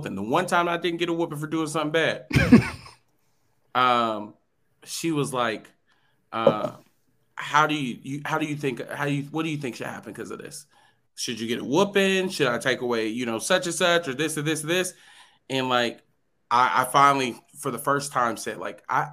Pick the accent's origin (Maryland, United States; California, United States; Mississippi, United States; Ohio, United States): Ohio, United States; we grew up in Ohio